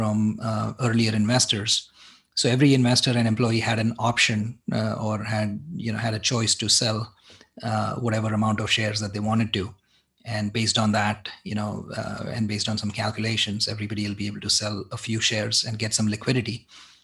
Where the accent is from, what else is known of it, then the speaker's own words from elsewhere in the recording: Mumbai, Maharashtra, India; moved away as an adult; also born or lived in Boston, United States / San Francisco Bay Area, United States; now in San Francisco, United States; I grew up in Mumbai. I went to school there